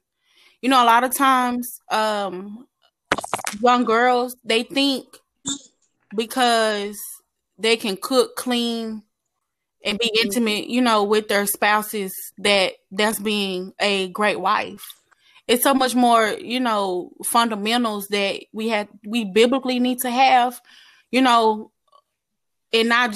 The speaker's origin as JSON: {"language": "English", "town": "Dallas", "region": "Texas", "country": "United States", "said": "I am from Dallas, Texas."}